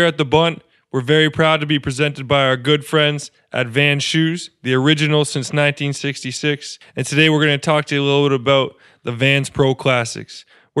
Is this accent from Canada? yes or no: yes; Canada; as a Canadian growing up, my love for hockey